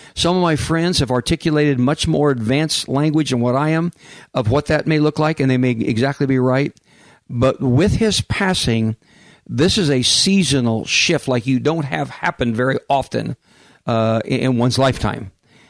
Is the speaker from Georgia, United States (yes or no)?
no; Kansas, United States; also born or lived in Oklahoma City; now in San Diego, United States; I lived in Oklahoma City at one point, and I'm from Kansas